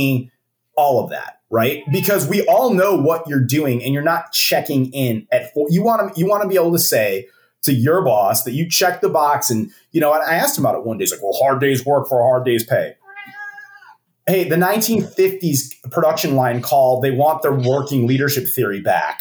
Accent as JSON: {"language": "English", "town": "Chicago", "region": "Illinois", "country": "United States", "tie": "born or raised there", "moved": "yes", "said": "I grew up in Chicago"}